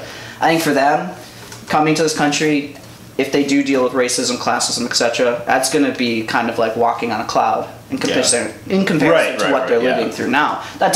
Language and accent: English; Janesville, Wisconsin, United States; I'm from Janesville. It's a very, very safe community.